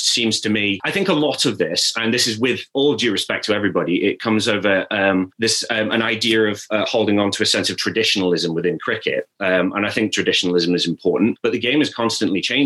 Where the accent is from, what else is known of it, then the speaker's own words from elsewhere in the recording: Staffordshire, West Midlands, United Kingdom; I'm from Staffordshire.